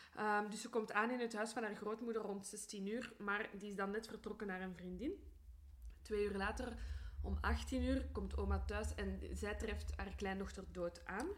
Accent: Brussels, Brussels-Capital Region, Belgium; also born or lived in Antwerp; Ik ben van Brussel

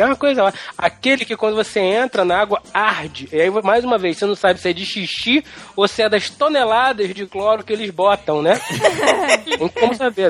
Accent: Brazil; Eu nasci no Brasil

